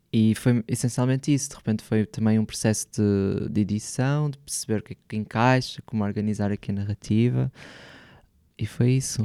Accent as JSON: {"language": "Portuguese", "town": "Porto", "region": "Norte", "country": "Portugal", "tie": "born or raised there", "moved": "as an adult", "lives_now": "Lisbon, Portugal", "said": "o Porto. É a cidade onde eu cresci"}